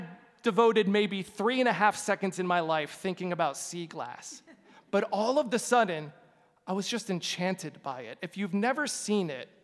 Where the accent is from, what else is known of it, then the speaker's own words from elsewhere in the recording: Glendale, Arizona, United States; I'm from Glendale, Arizona